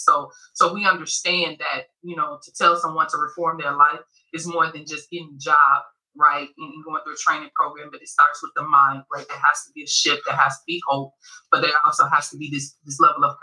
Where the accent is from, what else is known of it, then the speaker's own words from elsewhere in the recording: Chicago, Illinois, United States; I'm from Chicago